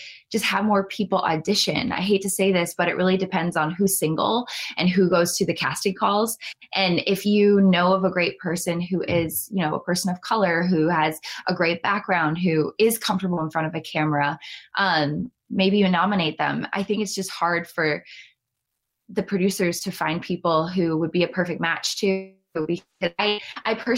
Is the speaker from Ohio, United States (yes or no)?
yes; Cleveland, Ohio, United States; my hometown of Cleveland, Ohio